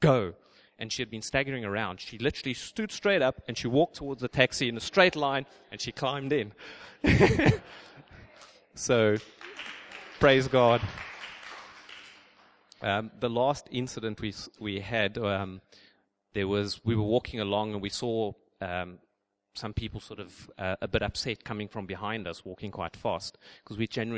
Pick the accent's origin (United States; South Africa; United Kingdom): South Africa; moved away; I'm from South Africa, we call them pants.